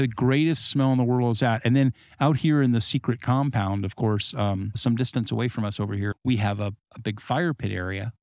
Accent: Southern California, United States; also born or lived in Arizona / Colorado / Nevada / Great Lakes; now in Great Lakes region, United States; Southern California climate where I grew up

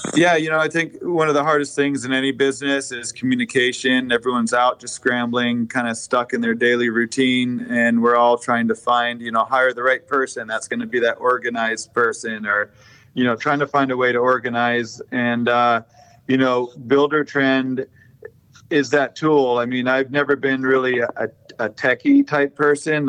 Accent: Vermont, United States; moved away as an adult; now in Sarasota, United States; I grew up doing stonework in Vermont

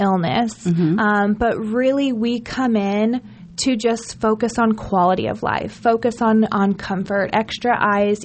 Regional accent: Lincoln, Nebraska, United States; moved away as an adult; also born or lived in Arkansas; now in Omaha, United States; I'm from Lincoln originally, moved away after high school down to the South

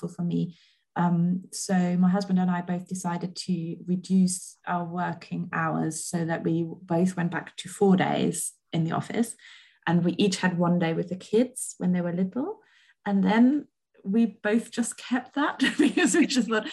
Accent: Germany; moved away; I grew up in Germany

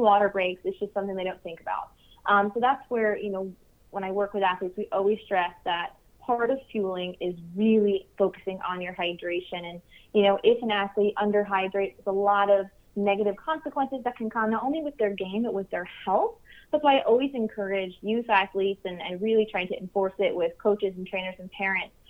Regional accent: New York, United States; also born or lived in Long Island, New York; I'm originally from New York

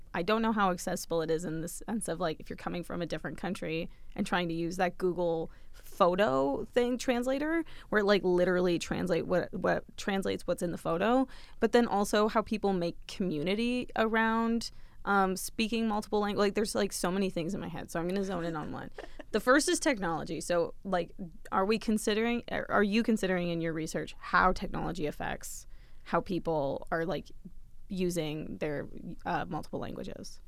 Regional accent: Dresden, Ontario, Canada; now in London, Canada; my hometown of Dresden, Ontario, with three thousand people

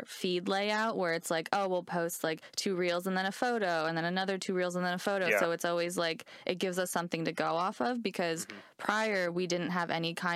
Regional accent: New Jersey, United States; I grew up in North Jersey

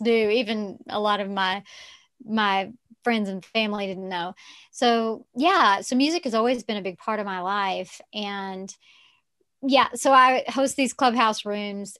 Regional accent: Texarkana, United States; accent: Southern; also born or lived in Arkansas; I grew up in the South, in Texarkana, which is on the border of Texas and Arkansas

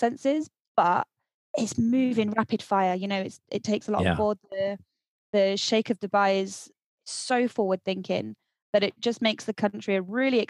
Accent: South West England, United Kingdom; moved away as an adult; also born or lived in Scotland; I was born in Scotland, although I don't sound like I'm from Scotland, because I grew up in the southwest of England.

